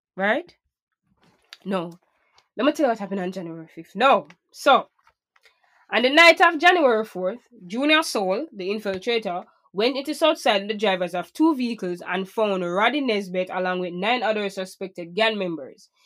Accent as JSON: {"language": "English", "town": "Portmore", "region": "Saint Catherine", "country": "Jamaica", "tie": "born or raised there", "said": "I grew up in Portmore"}